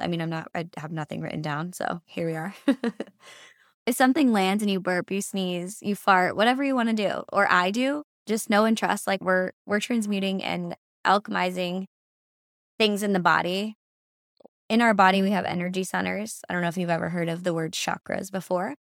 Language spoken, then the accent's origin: English; Massachusetts, United States; moved away as an adult; now in San Diego, United States; I am born and raised in Massachusetts. I moved to San Diego, California six years ago